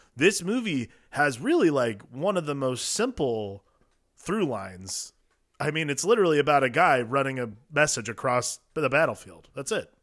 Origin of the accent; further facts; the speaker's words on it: Midwest, United States; we grew up in the Midwest